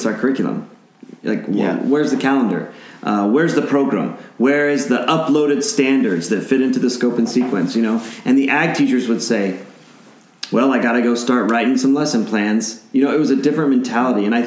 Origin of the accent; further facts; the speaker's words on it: New Mexico, United States; I'm from New Mexico